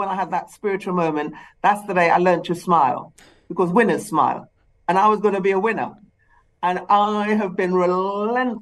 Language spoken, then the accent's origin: English; Trinidad & Tobago; also born or lived in England; now in United Kingdom; I was born in the Caribbean, in Trinidad.